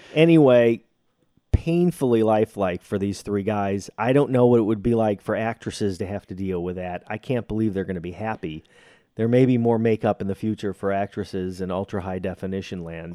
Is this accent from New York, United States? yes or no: no; Chicago, Illinois, United States; I am from Chicago